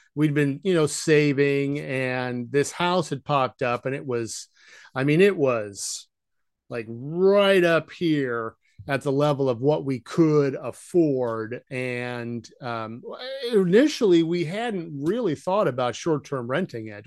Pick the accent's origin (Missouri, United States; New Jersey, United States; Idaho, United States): Idaho, United States; moved away; also born or lived in Ohio / Western Washington; We moved to Idaho when I was, uh, probably seven or eight, and I grew up there, essentially, between the town of Pocatello and, uh, uh, Coeur d'Alene.